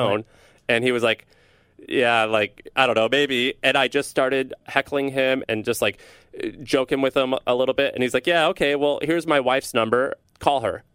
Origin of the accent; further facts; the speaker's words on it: St. Louis, Missouri, United States; I'm from Missouri. I'm from Saint Louis, Missouri. A lot of people think I grew up as a hick. I kinda did, but I grew up in a city